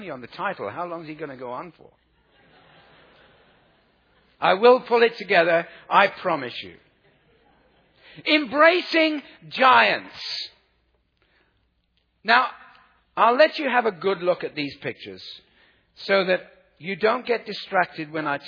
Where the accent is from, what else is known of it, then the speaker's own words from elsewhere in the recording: South Africa; I come from South Africa